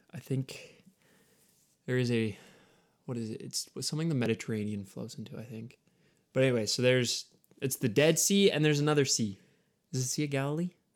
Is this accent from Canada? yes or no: yes; Canada; we're Canadian